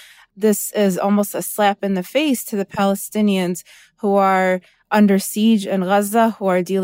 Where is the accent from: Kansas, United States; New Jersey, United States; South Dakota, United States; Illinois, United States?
Illinois, United States; Oak Lawn; I'm from Oakland, Illinois.